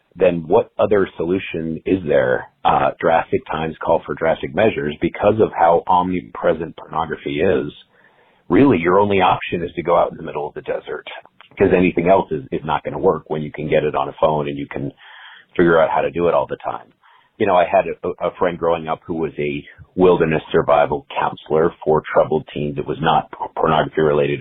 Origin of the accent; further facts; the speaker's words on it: Utah, United States; moved away; I grew up in Utah. I don't live there now